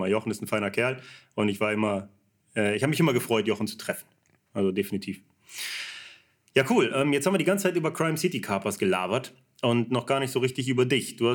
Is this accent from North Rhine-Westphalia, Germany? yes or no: yes; North Rhine-Westphalia, Germany; Ich komme ja auch aus der Ecke hier, wir sind ja beide Niederrheiner.